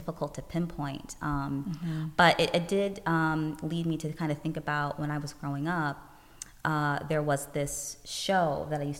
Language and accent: English; Chicago, Illinois, United States; I am born and raised right here in the U.S. I grew up in Chicago